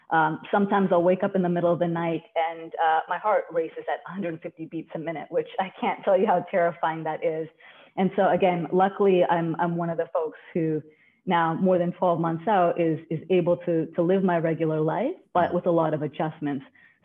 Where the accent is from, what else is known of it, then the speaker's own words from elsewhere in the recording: Canada; now in New York, United States; I've been in New York long enough now, so I've lost a little bit of the Canadian, but I'm still Canadian at heart.